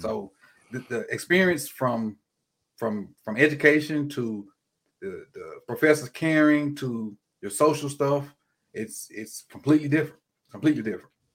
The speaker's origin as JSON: {"language": "English", "region": "Mississippi", "country": "United States", "tie": "born or raised there", "said": "I'm from Mississippi, um, I, my hometown is probably forty-five minutes from Alcorn."}